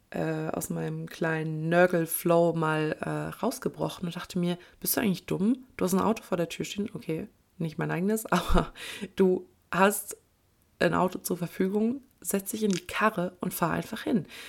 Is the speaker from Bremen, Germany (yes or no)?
no; Kleve, North Rhine-Westphalia, Germany; Kleve ist nicht unbedingt der, ähm, der die pulsierende Metropole. Ähm, was kann ich jetzt sagen, ohne meine Heimat schlecht zu reden